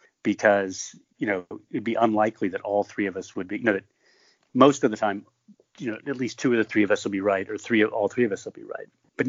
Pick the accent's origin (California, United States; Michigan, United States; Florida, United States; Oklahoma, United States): Michigan, United States; I grew up in Michigan.